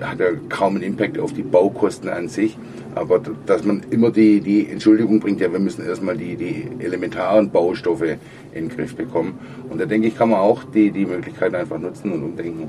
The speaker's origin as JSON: {"language": "German", "country": "Germany", "said": "bei uns in Deutschland"}